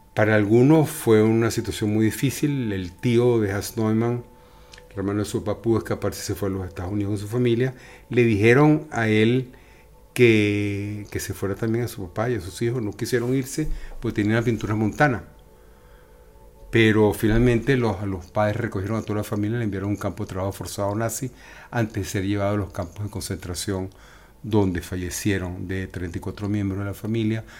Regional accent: Venezuela; now in Spain; tuvimos que salir de Venezuela por una razón u otra, por motivos políticos o económicos

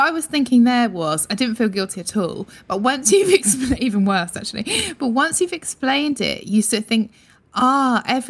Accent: Broadstairs, South East England, United Kingdom; Broadstairs, Kent.

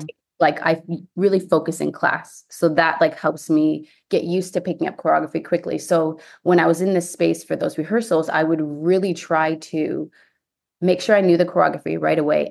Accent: Ontario, Canada; moved away as an adult; also born or lived in Houston, United States; now in United States; I'm from Ontario, Canada

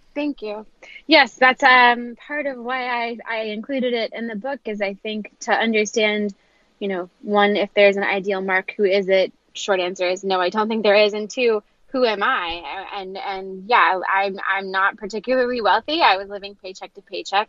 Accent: Knoxville, Tennessee, United States; moved away as an adult; also born or lived in Ohio; now in New York City, United States; I'm originally from Knoxville, Tennessee

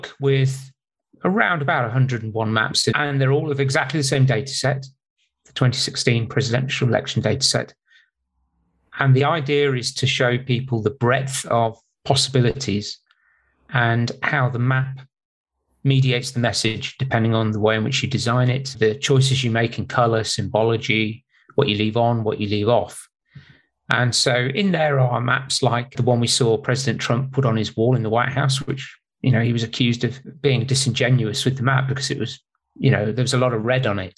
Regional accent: United Kingdom; moved away as an adult; now in California, United States; I'm British

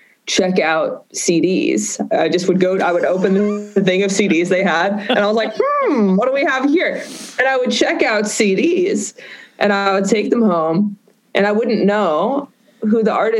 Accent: Boston, Massachusetts, United States; I grew up in Boston

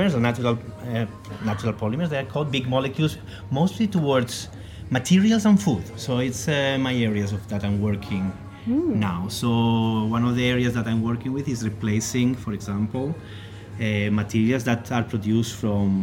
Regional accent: Muro, Valencian Community, Spain; moved away as an adult; also born or lived in Australia / Netherlands; now in Stockholm, Sweden; I'm originally from Spain, specifically from a small village in Alicante in the East Coast called Muro. I'm very proud of that little village where I'm from.

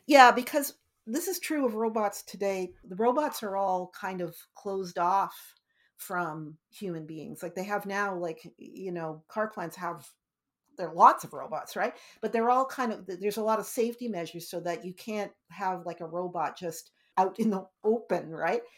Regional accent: Canada; we ended up being Canadians

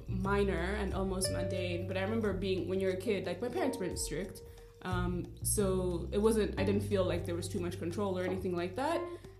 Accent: Rwanda; moved away; So I grew up in Rwanda.

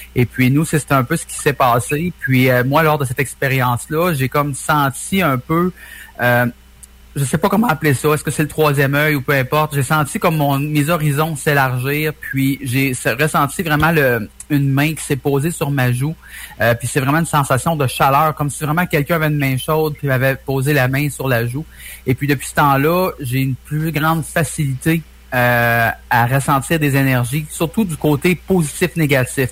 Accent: Trois-Rivières, Quebec, Canada; on est de Trois-Rivières.

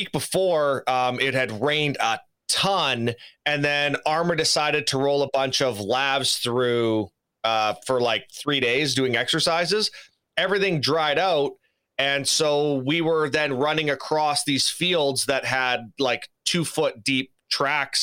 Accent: Saskatoon, Saskatchewan, Canada; I'm originally from Saskatoon, Saskatchewan, so I'm a Canadian boy, born and raised

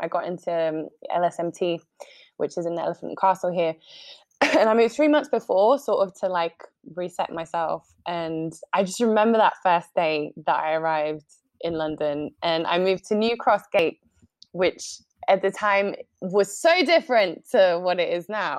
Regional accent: Uruguay; accent: Uruguayan Spanish; English is a second language; I sound quite English, well, to my friends, because I've just been away for so long. And I had a Colombian boyfriend for quite a while. So then my Uruguayan Spanish kind of mixed with this Colombian twang

